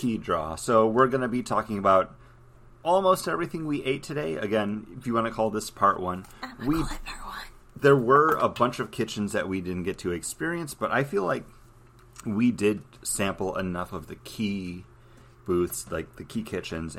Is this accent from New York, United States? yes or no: yes; Buffalo, New York, United States; I'm from Buffalo